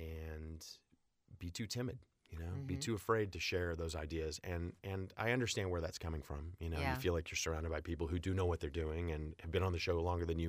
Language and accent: English; Jenks, Oklahoma, United States; I was growing up in Tulsa, Oklahoma, and a little town outside of Tulsa, a little suburb, Jinx.